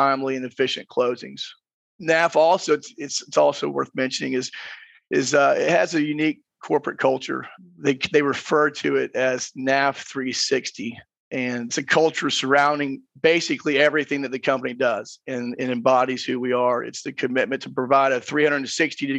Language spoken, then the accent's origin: English; Gainesville, Georgia, United States; I am from Gainesville, Georgia.